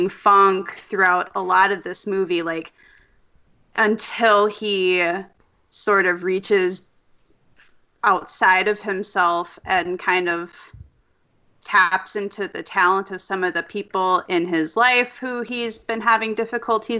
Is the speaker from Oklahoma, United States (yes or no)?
no; Minnesota, United States; I am from Minnesota